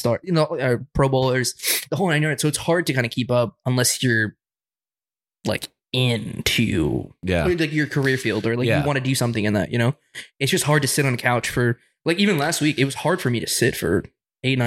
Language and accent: English; New Jersey, United States; I was born in New Jersey